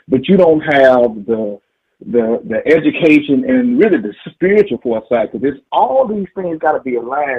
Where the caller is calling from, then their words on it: Dallas, Texas, United States; I'm from Dallas, Texas.